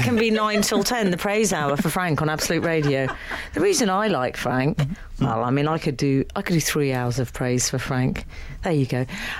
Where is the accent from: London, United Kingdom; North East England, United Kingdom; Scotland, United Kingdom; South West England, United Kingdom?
Scotland, United Kingdom; I'm Scottish, so he's allowed to say that.